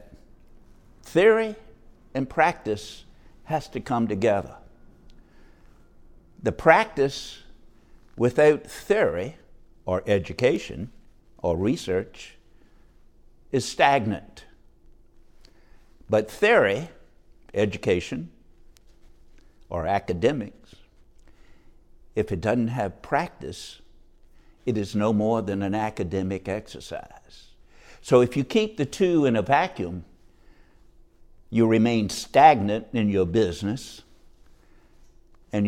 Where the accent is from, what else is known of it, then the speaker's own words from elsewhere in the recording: Norfolk, Virginia, United States; moved away as an adult; also born or lived in Portsmouth, Virginia; now in Fort Lauderdale, United States; I grew up in Norfolk, Virginia, shipyard town.